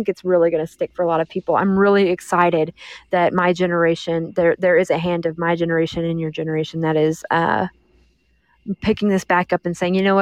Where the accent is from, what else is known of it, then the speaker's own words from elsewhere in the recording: Texas, United States; I'm from Texas